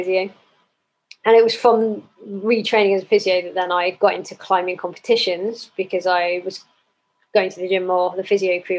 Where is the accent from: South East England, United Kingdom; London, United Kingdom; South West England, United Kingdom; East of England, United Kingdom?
South West England, United Kingdom; Cornwall; moved away as an adult; I grew up in Cornwall, lived there till I was 18.